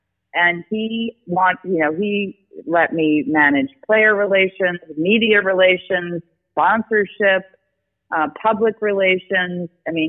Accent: Syosset, New York, United States; also born or lived in Spain; I didn't want to be away from my family and my parents on Long Island. So, because I grew up in Syosset.

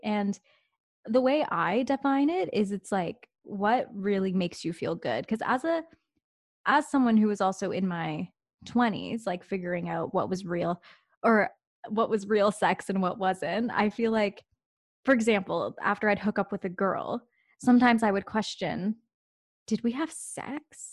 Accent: Canada; I am an Indian Canadian gay woman

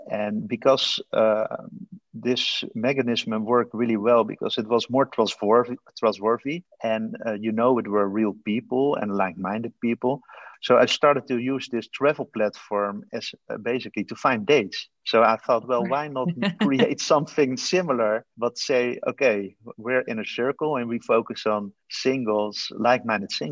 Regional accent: The Hague, South Holland, Netherlands; Originally, I'm from uh, The Hague. It's a city in the Netherlands.

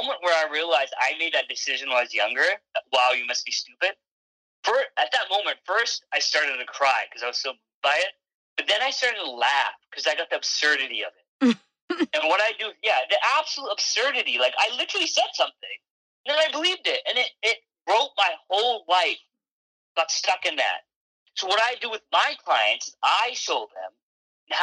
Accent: Canada; also born or lived in England; I was born in England and I moved to Canada when I was about 6 years old

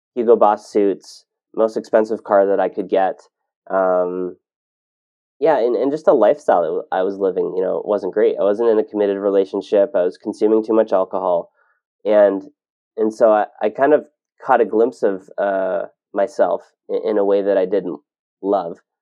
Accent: Ontario, Canada; moved away as an adult; now in Kelowna, Canada; I grew up in Ontario

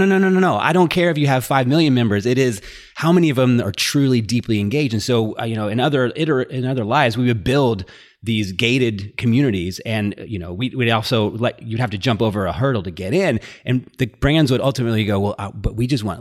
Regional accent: Dallas, Texas, United States; I grew up in Dallas.

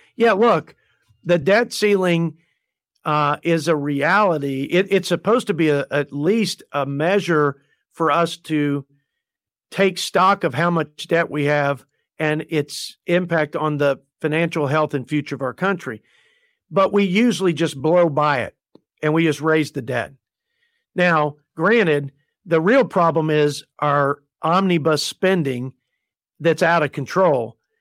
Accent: Plainview, Texas, United States; my hometown, the Plainview Bulldogs are, uh, part of the district.

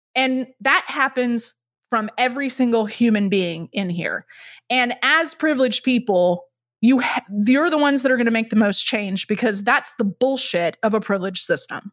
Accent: Texas, United States; moved away; I'm from Texas, so I cannot say that word

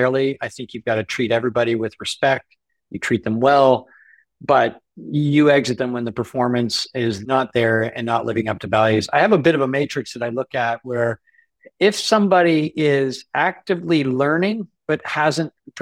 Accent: Canada; Being a Canadian entrepreneur

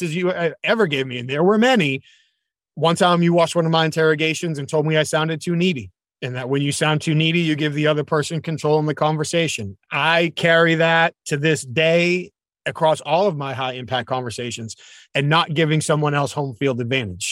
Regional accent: New England, United States; I'm from New England.

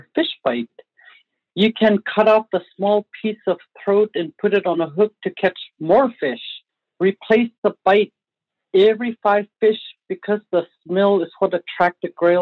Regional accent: Arctic Village, Alaska, United States; now in Fairbanks, United States; I am from Arctic Village

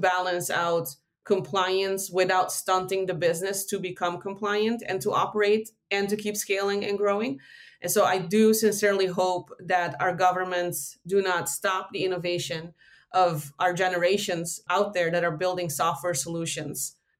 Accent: Aruba; also born or lived in Netherlands; I call myself Dutch-ish because I was born in the Netherlands, but I've lived everywhere the most except for here. So I grew up in Aruba.

